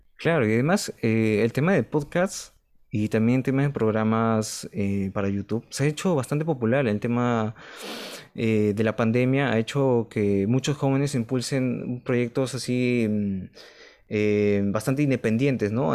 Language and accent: Spanish; Lima, Peru; Somos de Lima, Perú